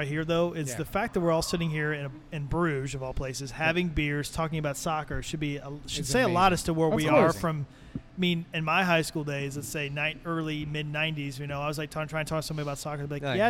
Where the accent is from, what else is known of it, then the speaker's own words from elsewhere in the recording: Indianapolis, Indiana, United States; also born or lived in Noblesville, Indiana; now in Carmel, United States; I grew up in, you know, I'm East Side.